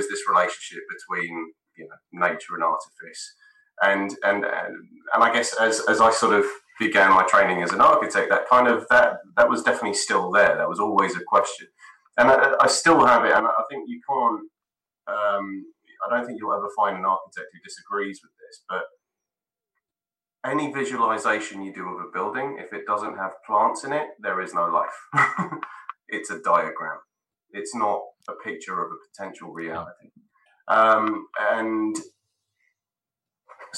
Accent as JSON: {"language": "English", "region": "London", "country": "United Kingdom", "tie": "born or raised there", "said": "my parents are Spanish. I was born and raised in London"}